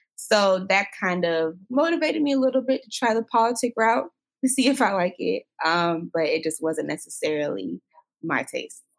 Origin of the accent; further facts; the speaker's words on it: Florida, United States; moved away as an adult; also born or lived in Jacksonville, Florida; now in Atlanta, United States; I'm from Florida. I spent most of my life in Florida